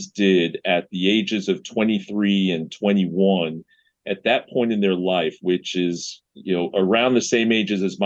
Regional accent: New York City, New York, United States; And so I grew up in East Flatbush, Brooklyn, New York, which was at the time a very West Indian neighborhood.

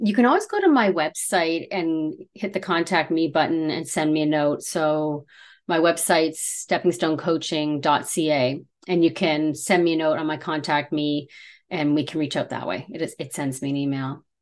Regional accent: Canada; we're Canadian

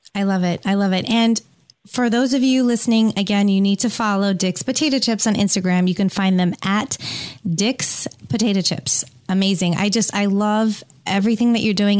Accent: San Francisco Bay Area, California, United States; moved away; the San Francisco Bay Area, which is my hometown

